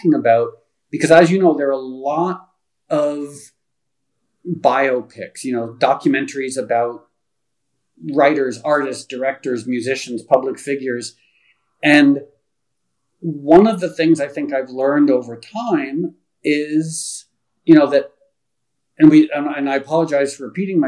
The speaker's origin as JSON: {"language": "English", "country": "United States", "tie": "born or raised there", "also_born_or_lived": "Connecticut / New York", "moved": "yes", "lives_now": "Los Angeles, United States", "said": "I grew up in Connecticut and New York"}